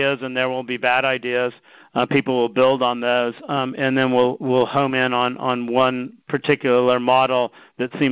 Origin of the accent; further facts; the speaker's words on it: United States; also born or lived in Japan; I'm American